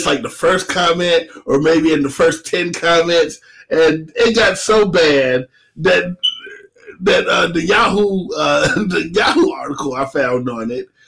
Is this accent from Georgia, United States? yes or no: yes; Atlanta, Georgia, United States; I'm from Atlanta